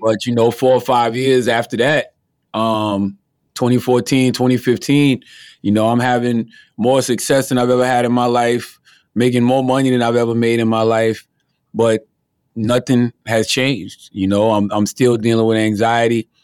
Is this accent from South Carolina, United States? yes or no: yes; South Carolina, United States; growing up in my hometown